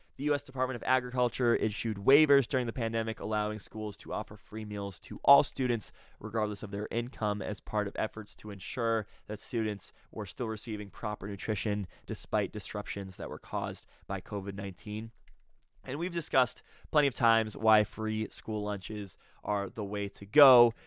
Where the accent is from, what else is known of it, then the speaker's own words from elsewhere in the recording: Massachusetts, United States; My home state of Massachusetts